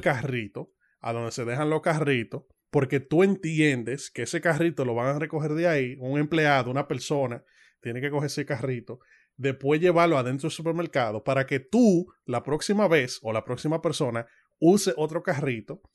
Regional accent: Dominican Republic; nosotros, como todo dominicano

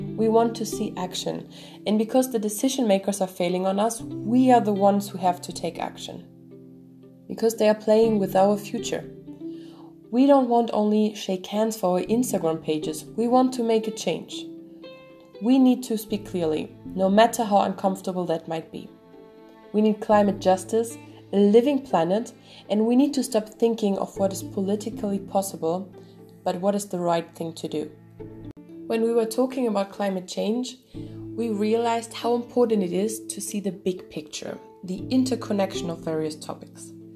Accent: Belgium; I'm from Belgium from uh, Cali.

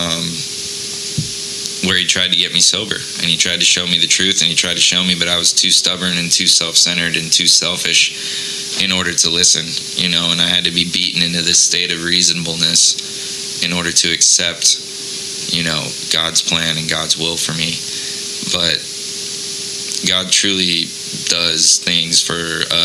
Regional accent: Mesa, Arizona, United States; I grew up here in Mesa, Arizona, born and raised

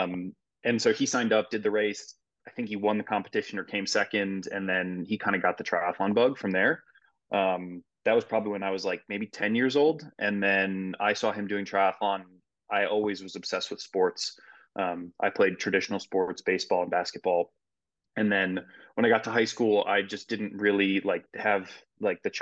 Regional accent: Midwest, United States; moved away as an adult; also born or lived in Iowa; now in Longmont, United States; I grew up in the Midwest

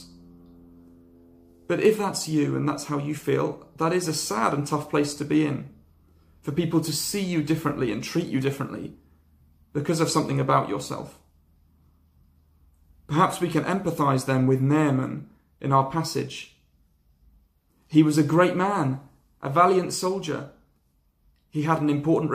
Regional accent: Lyme Regis, South West England, United Kingdom; I grew up in Lyme Regis, a little seaside town in Dorset

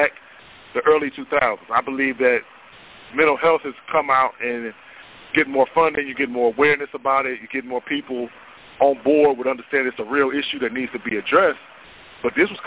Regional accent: Cleveland, Ohio, United States; I'm from Northeast Ohio, from Cleveland

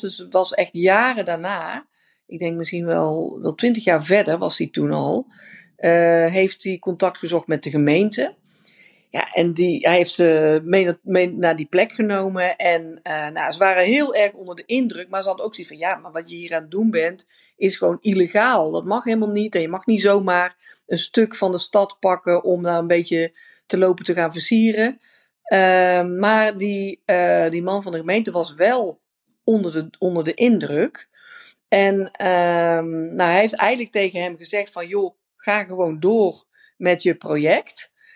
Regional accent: Netherlands; also born or lived in India; wij zijn natuurlijk super efficiënt als Nederlanders

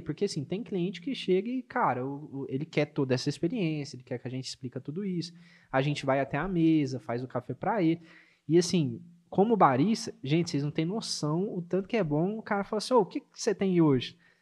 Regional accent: Minas Gerais, Brazil; como um bom mineiro

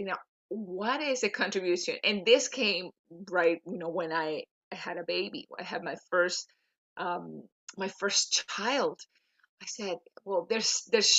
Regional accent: Venezuela; English is a second language; moved away as an adult; now in Oakville, Canada; I'm native from Venezuela, Latin American

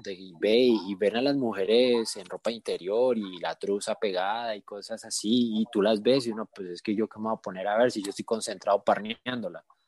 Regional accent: Cali, Valle del Cauca, Colombia; moved away as an adult; also born or lived in Bogotá; now in Mexico; mi papá le hicieron una oferta de trabajo en Cali, en otra ciudad. Entonces nos mudamos

